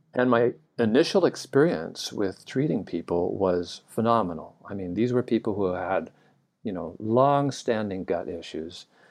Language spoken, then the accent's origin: English; Southern California, United States; now in Hawaii, United States; I grew up in Southern California